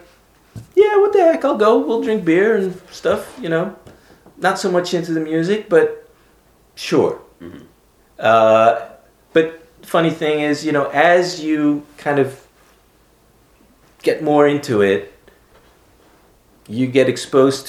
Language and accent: English; Aruba; moved away as an adult; also born or lived in Amsterdam, Netherlands / Philadelphia, United States; Growing up in Aruba